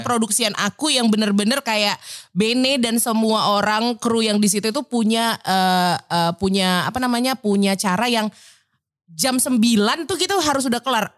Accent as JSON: {"language": "Indonesian", "town": "Medan", "region": "North Sumatra", "country": "Indonesia", "accent": "Medan", "moved": "as an adult", "lives_now": "Jakarta, Indonesia", "said": "aku tuh orangnya dari Medan, uh-uh. ya kan, dan dengan logatku yang seperti ini"}